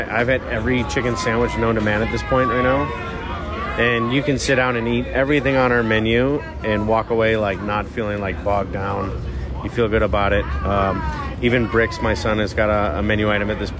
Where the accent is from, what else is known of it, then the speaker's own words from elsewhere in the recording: Detroit, Michigan, United States; moved away; where I grew up in Detroit